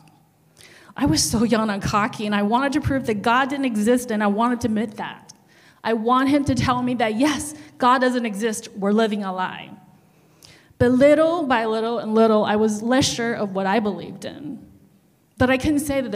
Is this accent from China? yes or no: yes; China; English is a second language; moved away